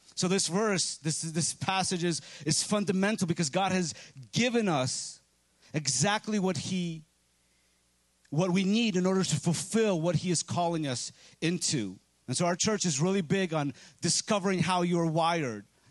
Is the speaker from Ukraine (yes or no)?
yes; Ukraine; moved away; I'm from Ukraine